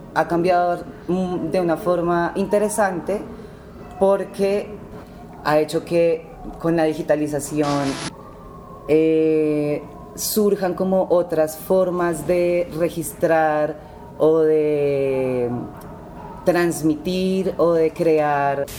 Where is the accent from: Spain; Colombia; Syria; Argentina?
Colombia; Cali, Valle del Cauca; moved away; also born or lived in Bogotá / Tuluá; nací en el Valle del Cauca en 1995